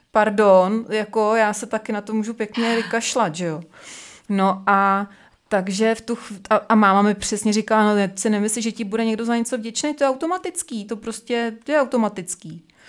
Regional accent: Czechia; u nás v Čechách

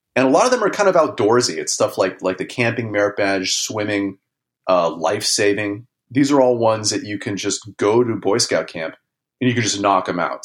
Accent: Los Angeles, California, United States; I grew up in Los Angeles in kind of a suburban L A neighborhood

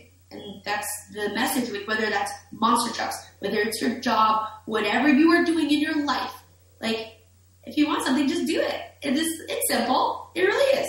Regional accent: Winnipeg, Manitoba, Canada; I'm from Winnipeg

